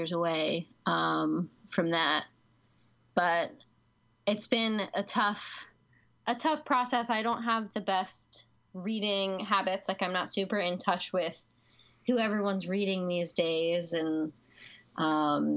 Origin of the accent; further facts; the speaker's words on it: Catonsville, Maryland, United States; I am from Baltimore, the Baltimore area. I grew up in like Arbutus, Catonsville area